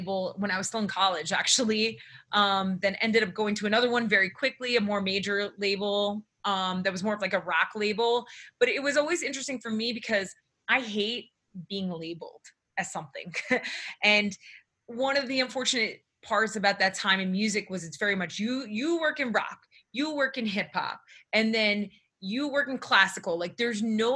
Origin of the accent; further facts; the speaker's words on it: Newark, New Jersey, United States; also born or lived in New York; I grew up in New Jersey, right outside of Newark, New Jersey